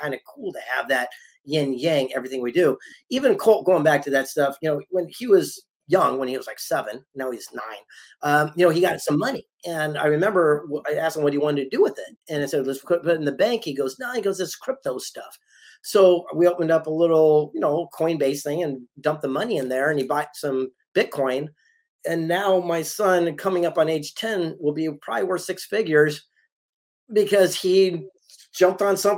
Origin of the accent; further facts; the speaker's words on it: San Diego, California, United States; I'm from San Diego